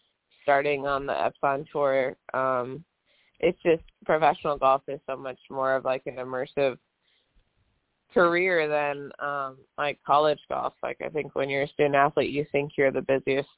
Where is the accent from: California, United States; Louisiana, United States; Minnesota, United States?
Minnesota, United States; growing up in Minnesota, like high school golf was really important